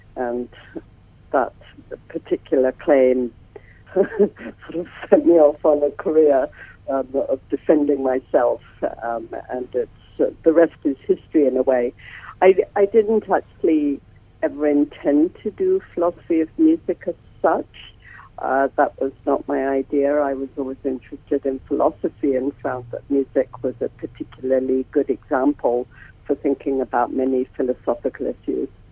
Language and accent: English; England, United Kingdom; accent: English; moved away as an adult; now in United States; I have an English accent. I've been in America for nearly 40 years